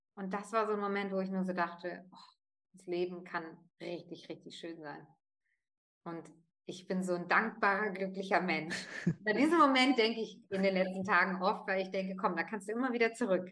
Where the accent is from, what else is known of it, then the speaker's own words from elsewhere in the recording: Northern Germany, Germany; first language German and Italian; Ich bin zweisprachig aufgewachsen vor fünfundvierzig Jahren in Norddeutschland